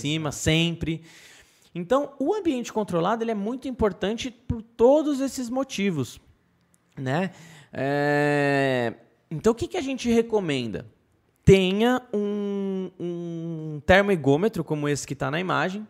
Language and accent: Portuguese; Brazil; eu como brasileiro